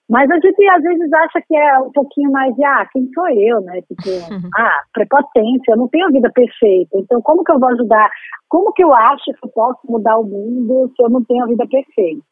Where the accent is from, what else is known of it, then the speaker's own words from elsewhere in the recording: Maceió, Alagoas, Brazil; moved away as an adult; now in Rio de Janeiro, Brazil; Então, eu sou alagoana, nasci em Maceió, capital, vim para o Rio em 2004